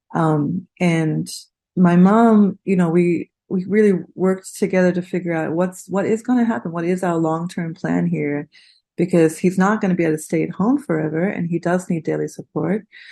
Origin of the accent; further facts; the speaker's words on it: Australia; moved away; My family, I'm from Australia. My family lives there